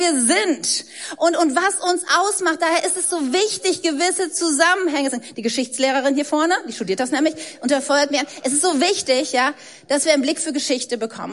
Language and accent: German; Germany; ich bin Deutsche. Ich habe mir das nicht ausgesucht. Ich wurde von deutschen Eltern in Deutschland geboren, deshalb habe ich einen deutschen Pass, ich spreche Deutsch